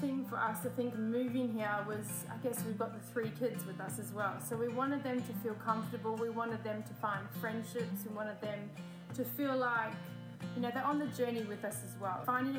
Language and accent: English; Australia; now in South Africa; We are from Australia. Well, I'm originally Australian.